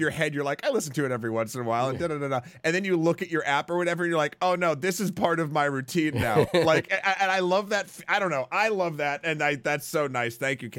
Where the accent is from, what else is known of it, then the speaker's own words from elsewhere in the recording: Pakistan; now in United States; growing up in Pakistan, basketball was never really the sport that we kids enjoyed, nor we knew it existed to a certain extent. It was just cricket, and even after immigrating to the U.S.